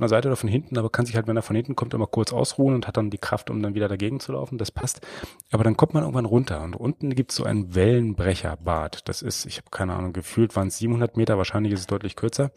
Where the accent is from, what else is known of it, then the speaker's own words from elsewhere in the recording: Germany; now in Baden-Württemberg, Germany; ich komme aus dem klassischen mm, Niemandsland so in der Mitte, ja. ich sag mal so, so irgendwo dazwischen Berlin und Hannover